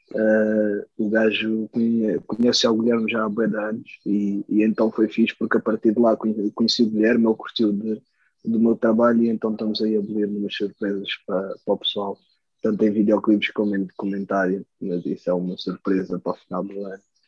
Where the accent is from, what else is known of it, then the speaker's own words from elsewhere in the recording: Switzerland; é a Suíça, graças a Deus, é a minha, é a minha terra natal